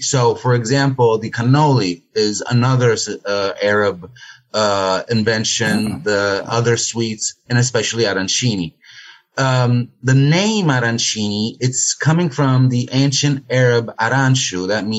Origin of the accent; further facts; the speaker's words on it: Naples, Campania, Italy; moved away as an adult; now in Marsala, Italy; I'm Italian. I'm from Napoli. But Southern Italian boy wants to always stay in the southern area.